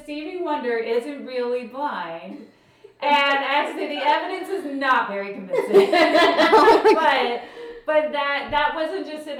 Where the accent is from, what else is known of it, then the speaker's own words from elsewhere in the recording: New Jersey, United States; I grew up in Jersey.